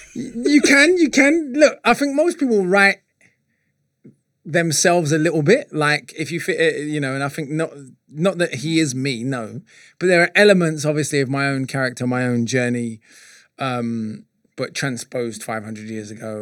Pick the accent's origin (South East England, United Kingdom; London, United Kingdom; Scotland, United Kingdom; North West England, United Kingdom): London, United Kingdom; I'm coming from North London, sort of Archway, Holloway, Camden